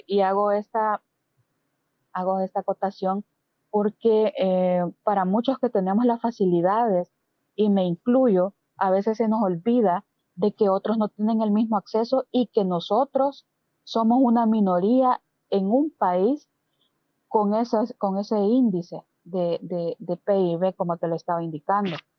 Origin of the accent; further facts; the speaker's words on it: El Salvador; yo como salvadoreña